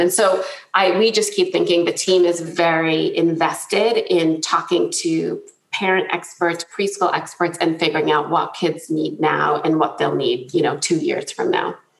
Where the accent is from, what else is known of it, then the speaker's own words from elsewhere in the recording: New Jersey, United States; I grew up in New Jersey, grew up in a loud Italian family